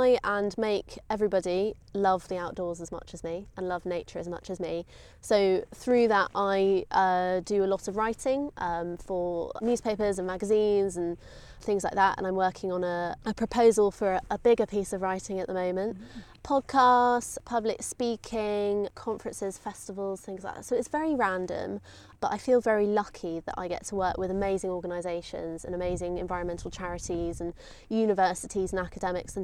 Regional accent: Lympstone, South West England, United Kingdom; also born or lived in Georgia, United States; we moved to Limpston in East Devon, which is just a couple of miles from here. And I grew up on the River Exe

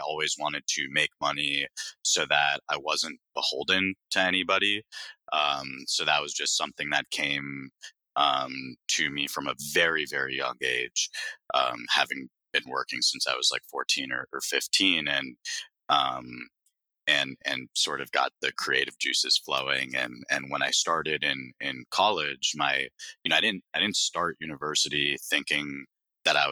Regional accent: Broward County, South Florida, United States; moved away as an adult; also born or lived in New York; born and raised in South Florida in Broward County, which is just north of Miami

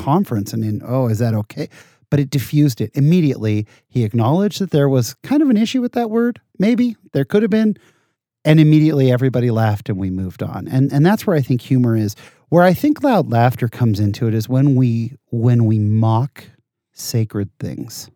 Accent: San Jose, California, United States; I was born in Southern California, moved to, uh, the Bay Area, and I, I really grew up in the Bay Area. Grew up in San Jose, California my whole life

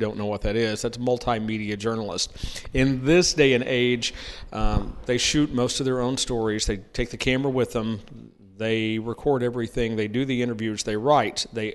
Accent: Oklahoma, United States; moved away; also born or lived in Alameda, California; I was born in California, and we left when I was two or three, and I grew up in Oklahoma.

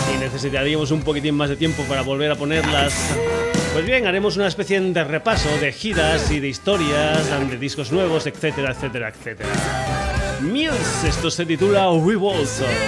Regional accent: Badajoz, Extremadura, Spain; Badajoz, mi tierra

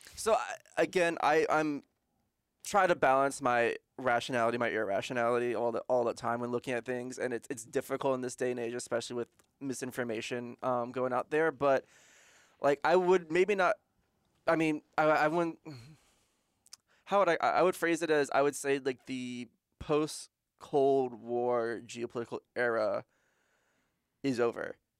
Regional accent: United States; as a American

